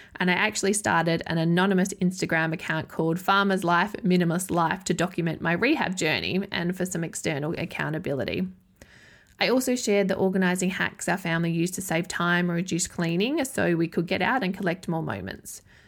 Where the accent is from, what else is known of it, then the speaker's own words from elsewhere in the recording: Adelaide, South Australia, Australia; moved away as an adult; also born or lived in Yorke Peninsula; my hometown of Adelaide, South Australia